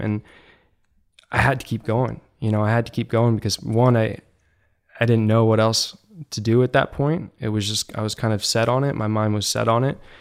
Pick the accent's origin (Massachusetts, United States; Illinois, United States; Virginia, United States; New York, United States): Virginia, United States; I grew up in Virginia, and one of the places we lived nearby was Quantico, the Marine Base.